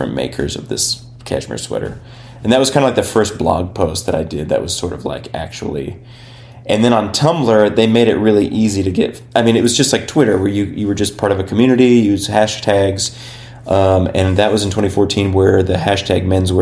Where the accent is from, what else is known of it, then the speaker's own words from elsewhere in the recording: Berne, Indiana, United States; now in Cincinnati, United States; having grown up in Indiana